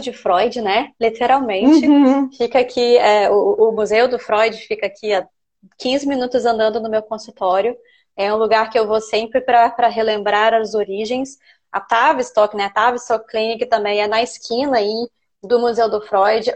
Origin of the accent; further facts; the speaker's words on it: Brazil; now in United Kingdom; Nós, os brasileiros